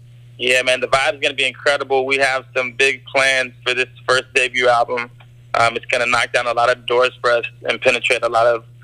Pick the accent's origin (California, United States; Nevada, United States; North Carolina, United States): California, United States; Gardena; moved away; also born or lived in Hawaii; We grew up in Gardena, California. We went to Hawaii like every summer growing up and then ended up moving there in about 2007.